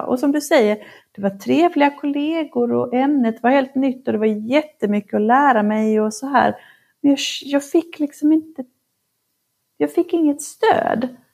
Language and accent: Swedish; Norrland, Sweden; moved away; Jag är uppvuxen i Norrland